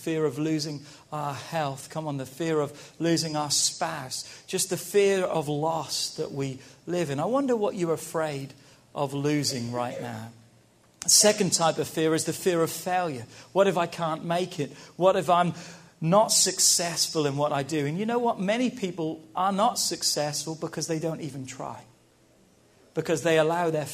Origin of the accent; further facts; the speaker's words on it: England, United Kingdom; moved away; We grew up in England